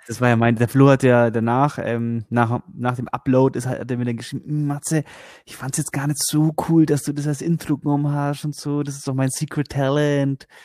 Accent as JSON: {"language": "German", "region": "Bavaria", "country": "Germany", "said": "bei uns in Bayern"}